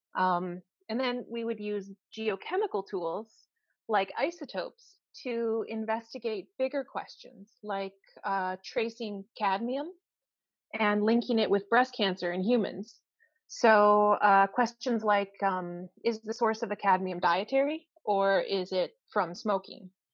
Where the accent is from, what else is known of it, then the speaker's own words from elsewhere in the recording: United States; moved away as an adult; now in Canada; I'm from the United States